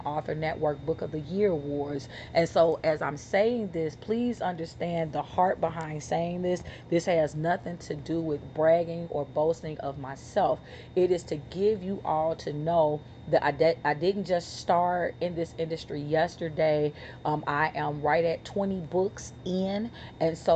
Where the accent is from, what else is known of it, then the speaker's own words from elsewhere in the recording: Chicago, Illinois, United States; I'm from Chicago.